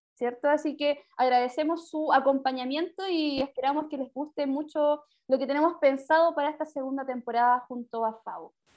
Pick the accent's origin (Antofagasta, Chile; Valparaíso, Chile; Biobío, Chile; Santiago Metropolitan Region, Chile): Santiago Metropolitan Region, Chile; Maipú; also born or lived in Quinta Normal; criada o criada de toda mi vida, 25 años viví en Maipú